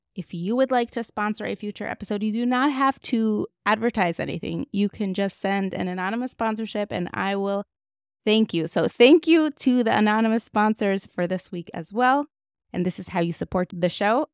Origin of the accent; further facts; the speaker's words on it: Moscow, Russia; moved away; What was it like growing up in Moscow? Like, that's all I knew.